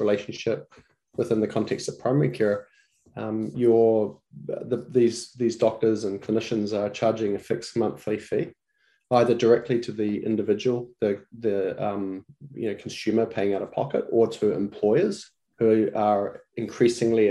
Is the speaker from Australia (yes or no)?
no; New Zealand; moved away as an adult; now in United States; My background is I'm from New Zealand